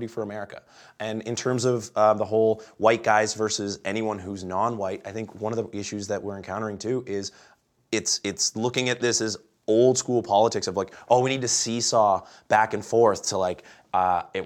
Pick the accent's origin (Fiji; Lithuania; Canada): Canada; I'm Canadian